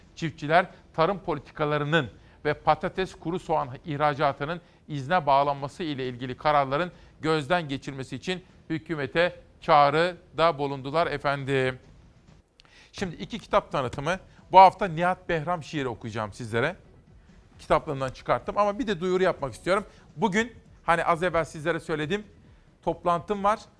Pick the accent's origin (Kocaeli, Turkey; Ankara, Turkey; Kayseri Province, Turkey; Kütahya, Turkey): Kütahya, Turkey; benim memleketime Kütahya'ya